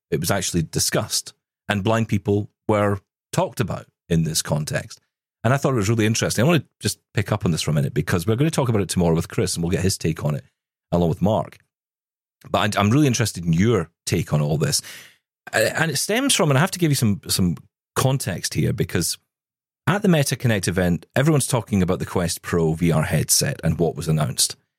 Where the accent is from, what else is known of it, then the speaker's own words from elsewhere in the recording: United Kingdom; Being British